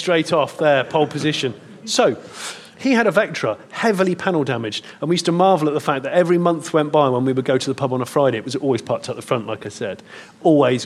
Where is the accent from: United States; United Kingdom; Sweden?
United Kingdom; Leeds, Yorkshire and the Humber; I'm from Leeds